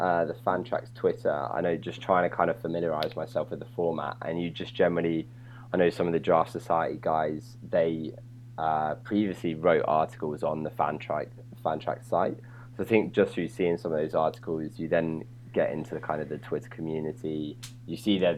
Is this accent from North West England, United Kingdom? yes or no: no; a little town just north of London, East of England, United Kingdom; now in London, United Kingdom; I'm from England. Obviously, I'm from a little town just north of London originally